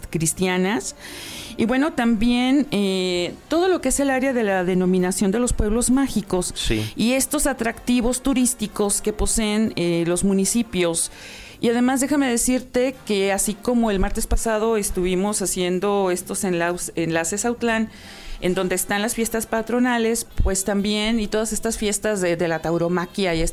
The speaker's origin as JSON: {"language": "Spanish", "country": "Mexico", "said": "somos malos mexicanos"}